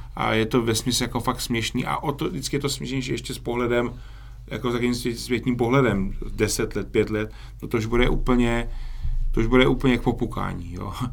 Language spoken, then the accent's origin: Czech; Czechia; my si podle mě obecně jako Češi